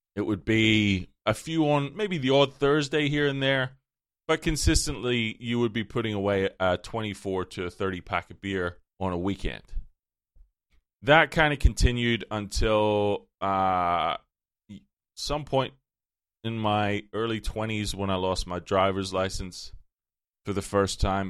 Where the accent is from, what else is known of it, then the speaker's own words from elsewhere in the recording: Ireland; moved away as an adult; as an Irish person